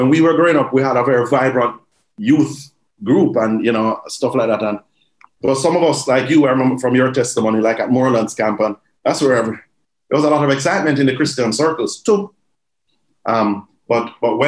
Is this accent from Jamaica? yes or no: yes; Jamaica; Growing up in Jamaica, you know, I would just say, we grew up in a church, but we grew up in Jamaica